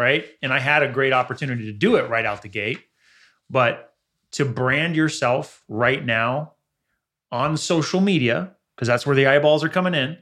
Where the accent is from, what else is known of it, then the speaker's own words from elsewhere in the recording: the Valley, California, United States; growing up in the Valley